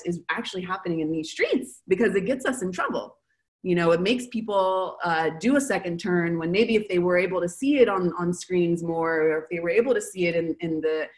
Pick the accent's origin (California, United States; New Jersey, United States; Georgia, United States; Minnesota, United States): California, United States; Los Angeles; moved away as an adult; now in Buenos Aires, Argentina; I'm from Los Angeles